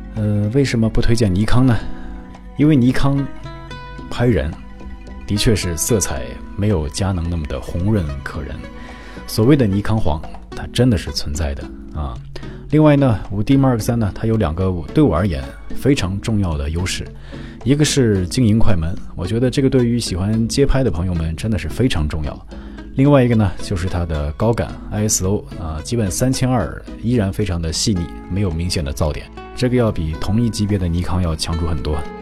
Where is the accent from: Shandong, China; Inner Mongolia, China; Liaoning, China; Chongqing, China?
Inner Mongolia, China; moved away as an adult; now in Japan; 我是中国人，我是内蒙人。嗯，虽然我是汉族啊，但是在内蒙古生活了将近二十年